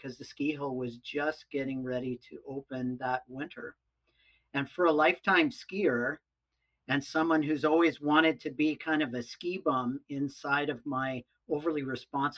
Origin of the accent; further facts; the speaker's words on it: Pacific Northwest, United States; I grew up in the Pacific Northwest